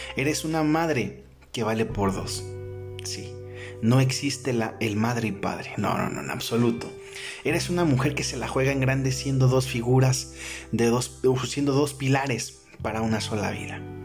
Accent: Mexico; aquí en mi país, México

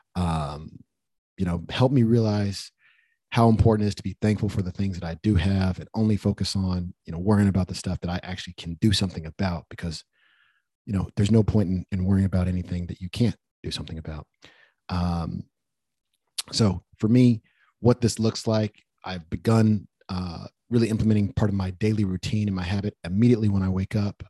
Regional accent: United States; me even being born in America. When I think about how lucky I am as an American

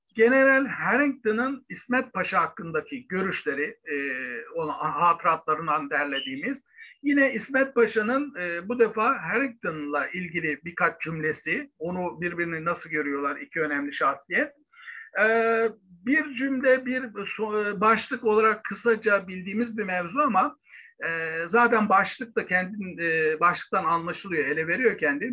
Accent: Bursa, Turkey; moved away; aslen Bursalıyım. Ta içinden, göbenden, yerlisinden, e, Dürdane köyünden a, aslımız.

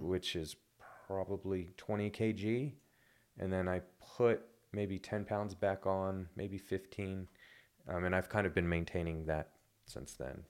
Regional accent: United States; moved away as an adult; now in Wellington, New Zealand; I'm American

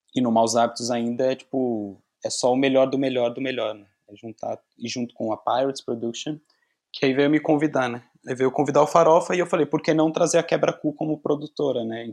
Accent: São Paulo, Brazil; now in Porto, Portugal; Eu sou de São Paulo, sou de São Paulo

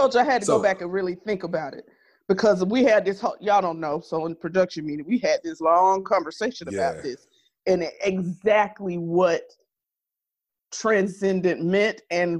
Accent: Georgia, United States; you know I'm from Georgia.

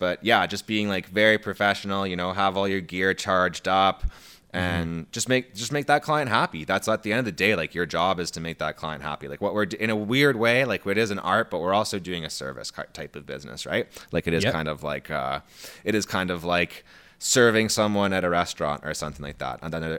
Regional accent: Canada; I feel like I'm Canadian-ing it up more on the podcast than usual. Like, you know

